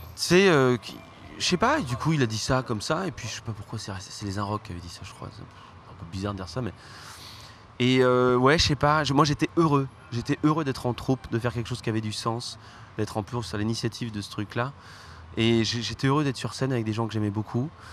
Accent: Ardèche, Auvergne-Rhône-Alpes, France; je viens d'Ardèche

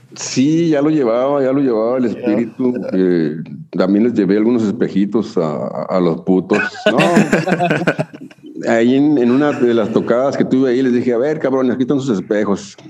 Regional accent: Chihuahua, Mexico; now in Tijuana, Mexico; yo nací en Chihuahua

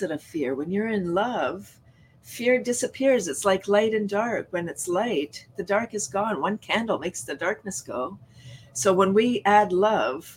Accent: Toronto, Ontario, Canada; I grew up in Toronto, largest city in Canada

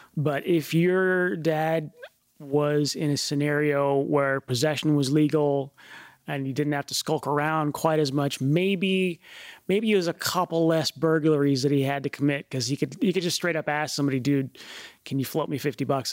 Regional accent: United States; growing up in the United States

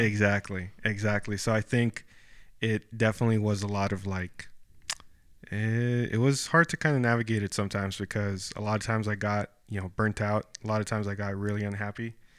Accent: Brownsville, Texas, United States; moved away as an adult; now in San Antonio, United States; Brownsville, like, my hometown.

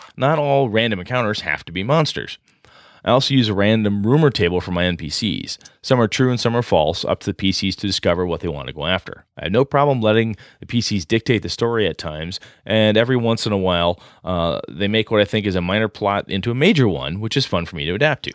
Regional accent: Wausau, Wisconsin, United States; my hometown, Wausau, Wisconsin

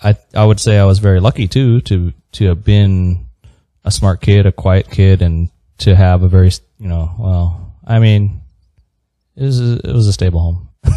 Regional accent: San Diego, California, United States; We grew up in San Diego.

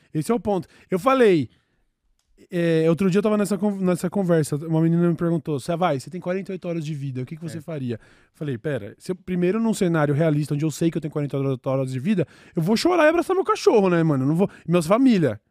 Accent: São Paulo, Brazil; nós somos o o grande centro

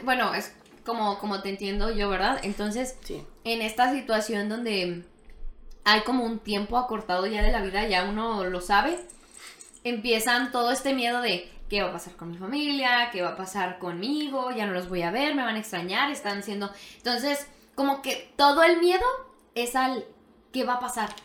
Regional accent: Mexico; nosotros, no sé si como mexicanos o como latinos

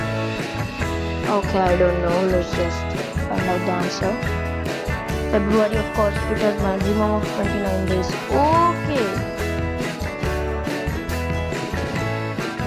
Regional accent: India; I'm an Indian

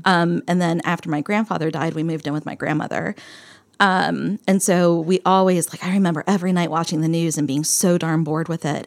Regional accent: Bethlehem, Pennsylvania, United States; moved away; I grew up in Bethlehem, Pennsylvania

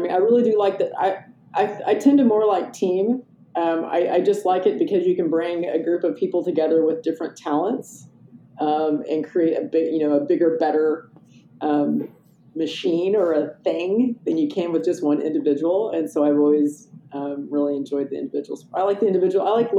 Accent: Midwest, United States; also born or lived in Oklahoma / New Mexico / Nebraska / Wyoming; I grew up kind of all around the Midwest. So I was born in Oklahoma, and then we moved to New Mexico and Nebraska and Wyoming.

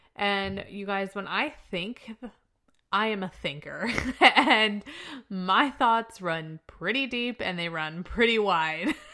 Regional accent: Chester, Illinois, United States; moved away; I'm from Chester, Illinois because of the stability that I had growing up

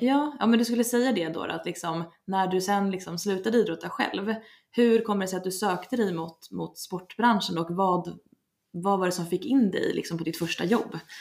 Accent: Leksand, Dalarna County, Sweden; jag kommer från Leksand

